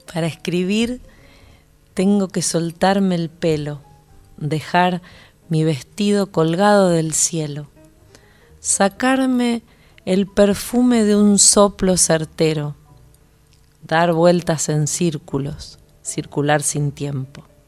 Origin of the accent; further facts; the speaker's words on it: Zárate, Buenos Aires Province, Argentina; now in Buenos Aires, Argentina; mi barrio en Zárate